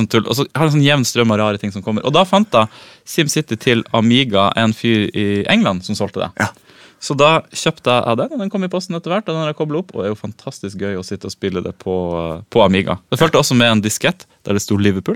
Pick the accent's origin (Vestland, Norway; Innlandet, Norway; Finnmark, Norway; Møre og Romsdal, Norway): Finnmark, Norway; Vadsø; Vadsø, der jeg vokste opp